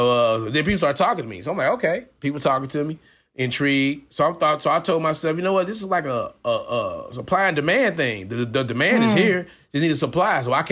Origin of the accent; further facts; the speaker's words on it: St. Louis, Missouri, United States; Oh, no, I grew up in St. Louis right here.